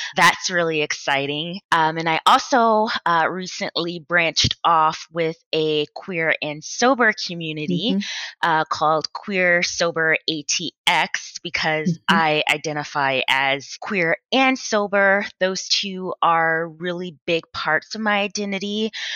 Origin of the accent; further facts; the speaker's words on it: Atlanta, Georgia, United States; moved away as an adult; also born or lived in Boston, Massachusetts; now in Austin, United States; I was born and raised in Atlanta, Georgia.